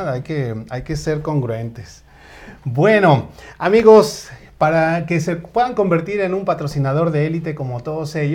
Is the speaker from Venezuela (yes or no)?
no; State of Mexico, Mexico; Yo nací en la Gustavo Madero, entonces podría decir que somos paisanos. Eh, sin embargo, bueno, yo me crié en el Estado de México